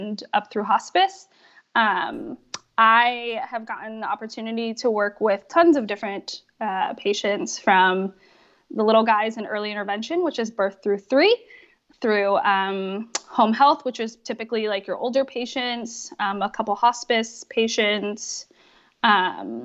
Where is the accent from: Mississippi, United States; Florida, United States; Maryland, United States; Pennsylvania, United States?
Pennsylvania, United States; moved away as an adult; also born or lived in California; I moved across the country from California back to Pennsylvania where I grew up.